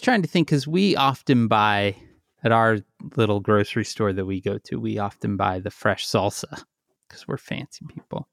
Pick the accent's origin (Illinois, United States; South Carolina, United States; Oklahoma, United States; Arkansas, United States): Illinois, United States; Chicago; I'm from Chicago